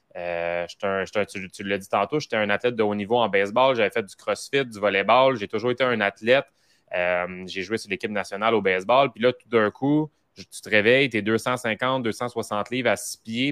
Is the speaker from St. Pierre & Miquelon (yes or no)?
no; Mascouche, Quebec, Canada; j'étais de Mascouche